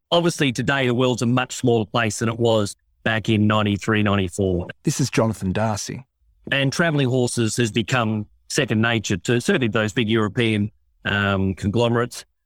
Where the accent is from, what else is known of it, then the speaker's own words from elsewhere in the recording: Australia; beat the Aussies in a race on our home turf.